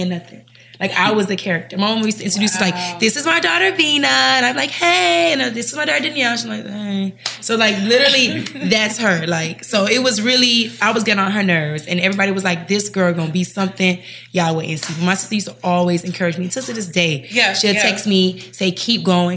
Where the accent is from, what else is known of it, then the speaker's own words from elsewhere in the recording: Miami, Florida, United States; also born or lived in Jamaica (ancestry) / Charlotte; I'm from Miami